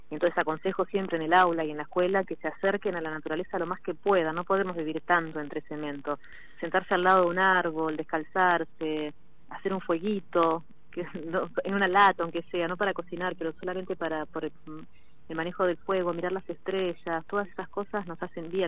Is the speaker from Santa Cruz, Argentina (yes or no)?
no; Mar del Plata, Buenos Aires Province, Argentina; No, soy de acá, de Mar Plata, conozco todo.